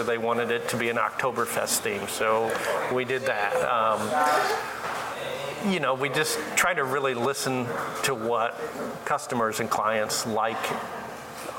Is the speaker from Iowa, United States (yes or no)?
yes; Eastern Iowa, United States; I grew up in Eastern Iowa.